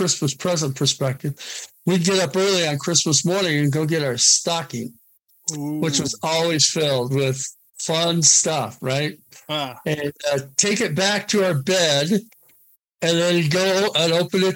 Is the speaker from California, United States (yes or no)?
no; Oregon, United States; I grew up in Oregon.